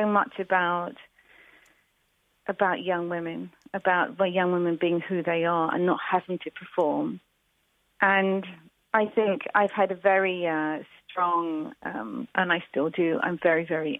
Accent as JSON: {"language": "English", "town": "Brighton", "region": "South East England", "country": "United Kingdom", "tie": "born or raised there", "moved": "as an adult", "lives_now": "Devon, United Kingdom", "said": "I grew up in Brighton"}